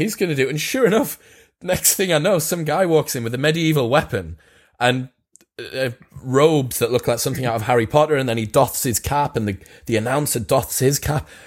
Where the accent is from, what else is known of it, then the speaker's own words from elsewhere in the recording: United Kingdom; I'm British